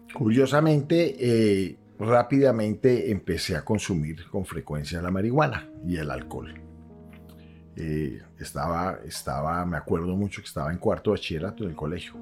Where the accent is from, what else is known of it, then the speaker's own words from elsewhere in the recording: Cali, Valle del Cauca, Colombia; yo soy caleño